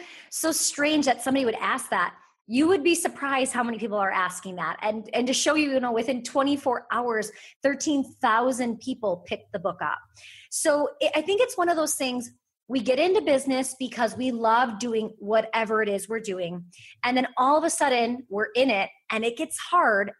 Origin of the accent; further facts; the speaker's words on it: Wisconsin, United States; I'm from Wisconsin